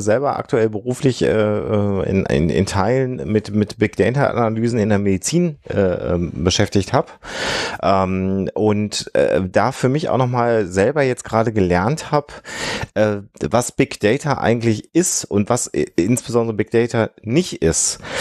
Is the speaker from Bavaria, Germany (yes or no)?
no; Düsseldorf, North Rhine-Westphalia, Germany; ich als Düsseldorfer